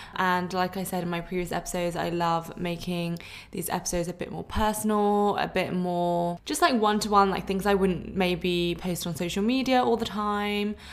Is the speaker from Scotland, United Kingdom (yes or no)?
no; London, United Kingdom; moved away as an adult; now in Sydney, Australia; I am originally from London, but I'm living in Sydney and I've been here for two and a half years